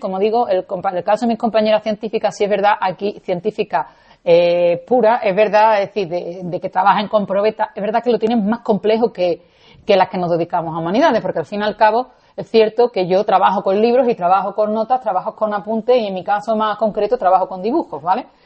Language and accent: Spanish; Seville, Andalusia, Spain; yo soy nacida y criada en Sevilla